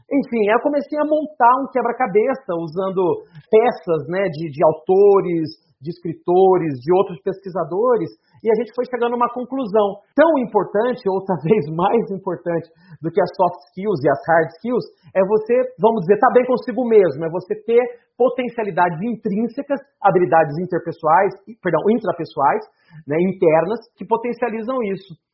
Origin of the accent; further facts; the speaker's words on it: São Paulo, Brazil; Eu sou do interior de São Paulo, fui para São Paulo fazer um treinamento onde lá falava sobre seleção por competências.